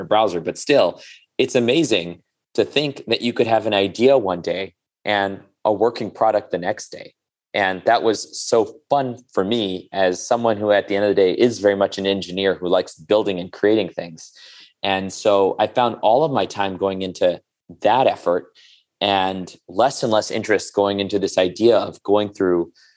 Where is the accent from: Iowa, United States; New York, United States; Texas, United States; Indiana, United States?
New York, United States; New York City; also born or lived in India; I was born in India to immigrant parents. Came to this country when I was 2 and moved to Queens, right next to Shea Stadium.